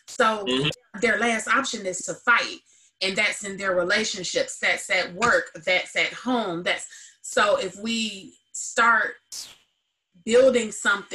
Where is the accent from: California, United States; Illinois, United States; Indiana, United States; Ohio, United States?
Illinois, United States; Joliet; I grew up in Joliet, Illinois